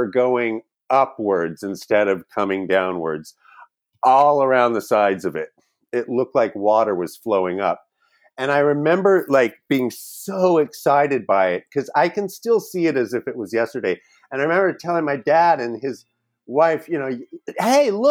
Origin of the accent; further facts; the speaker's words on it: California, United States; also born or lived in Wyoming; now in Los Angeles, United States; we came out to California